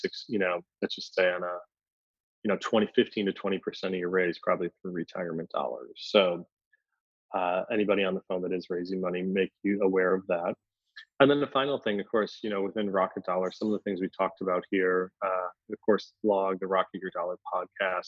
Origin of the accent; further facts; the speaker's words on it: Philadelphia, Pennsylvania, United States; I'm from Philadelphia